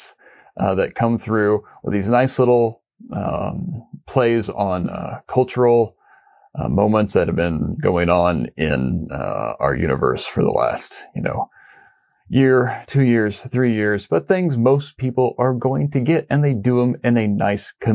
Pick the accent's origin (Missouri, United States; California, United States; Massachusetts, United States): Missouri, United States; Independence; I'm from Independence, which is a suburb of Kansas City, the home of the 33rd President of the United States, Harry S. Truman. I grew up literally about 8 miles down the highway from Arrowhead Stadium